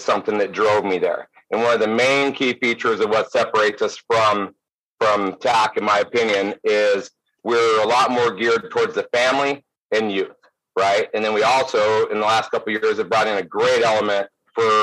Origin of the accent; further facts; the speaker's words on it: Durango area, Colorado, United States; our original location in Colorado, Purgatory Resort. That's my hometown